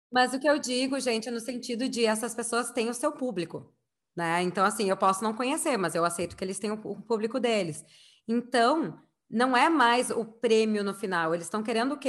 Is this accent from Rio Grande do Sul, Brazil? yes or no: yes; Rio Grande do Sul, Brazil; eu sou gaúcha